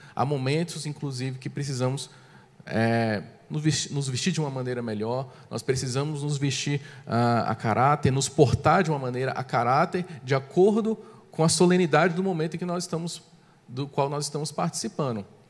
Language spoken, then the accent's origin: Portuguese; Brazil; em nossas características como brasileiros